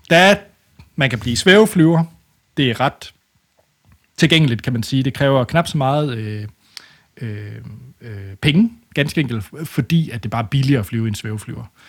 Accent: West Jutland, Central Denmark Region, Denmark; jeg er fra det mørke Vestjylland

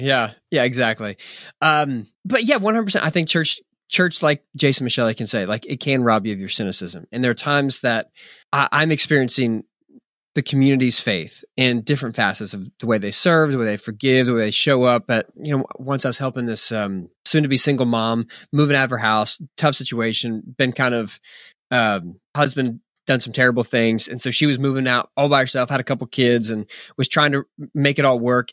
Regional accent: Philadelphia, Pennsylvania, United States; now in Texas, United States; I'm a pastor in Texas, and, yeah, I was born in Philadelphia. Uh, I right around the corner from where you are, but, um, the majority of my adult lifetime has been in Texas.

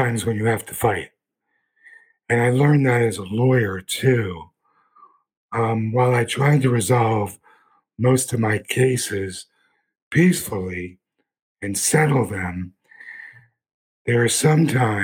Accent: Philadelphia, Pennsylvania, United States; I grew up in Philadelphia in a very rough neighborhood during the gangs

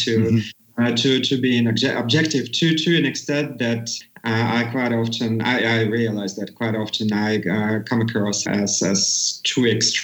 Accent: Russia; now in Latvia; I am from Russia

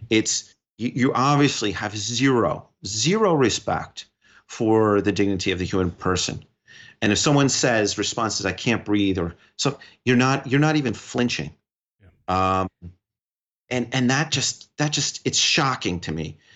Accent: New York, United States; but as a New Yorker and as someone who spent time working with all with various communities

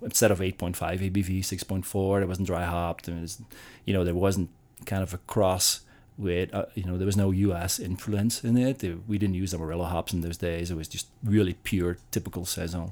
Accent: Belgium; moved away; I'm from Belgium.

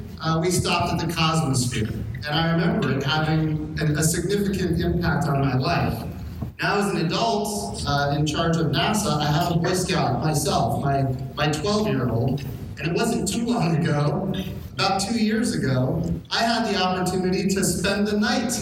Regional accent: Arlington, Texas, United States; I grew up in Arlington, Texas, between Dallas and Fort Worth.

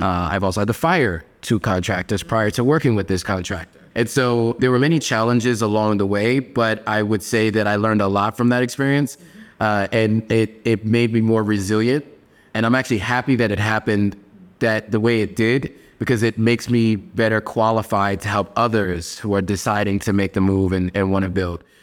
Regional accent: Pennsylvania, United States; moved away as an adult; also born or lived in New York City, New York / Los Angeles, California; now in Accra, Ghana; when people ask me where I'm from, I always say Pennsylvania and New York. Like, New York was my home, but I spent more time in Pennsylvania than I did in New York.

